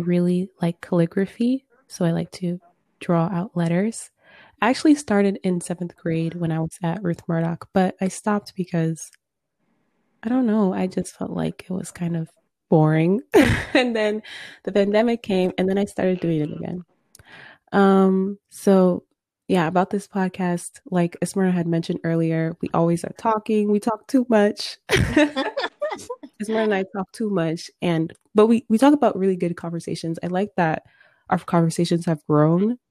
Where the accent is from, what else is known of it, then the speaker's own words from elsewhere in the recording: Michigan, United States; I was born here in Michigan